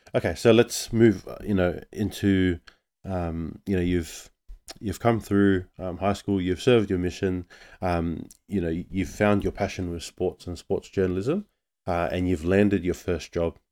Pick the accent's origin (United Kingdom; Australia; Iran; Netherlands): Australia; I'm born and raised in Australia